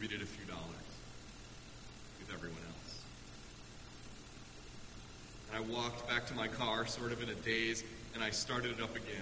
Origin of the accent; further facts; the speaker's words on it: Chicago, Illinois, United States; my hometown of Chicago